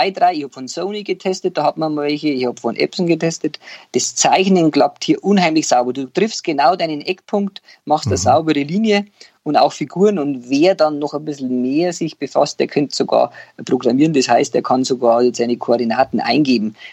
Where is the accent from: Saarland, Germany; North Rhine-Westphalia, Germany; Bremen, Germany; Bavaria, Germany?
Bavaria, Germany; da kann man jetzt als Bayer kann man ja an, an so ein Mebis-Team schreiben